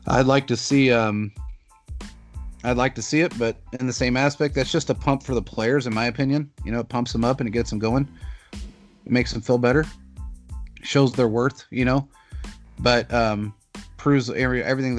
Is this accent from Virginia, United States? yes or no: no; Kansas City, Missouri, United States; moved away; I grew up in Kansas City. I lived there my entire life. Up until 7 years ago, I grew up in the Northeast area, North End, Northeast area, 17 years of it